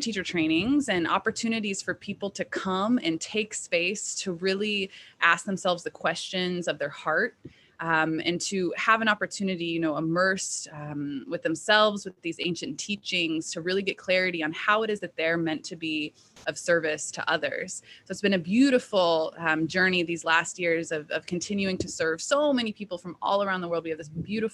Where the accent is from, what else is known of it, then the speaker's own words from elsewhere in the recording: Indianapolis, Indiana, United States; I was born and raised in Indianapolis